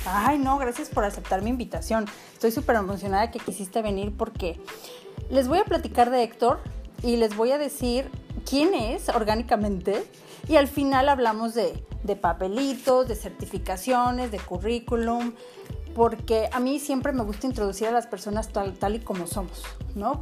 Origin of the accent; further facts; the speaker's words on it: Autlán, Jalisco, Mexico; estamos grabando justo en Autlán, Jalisco, donde yo nací y crecí aquí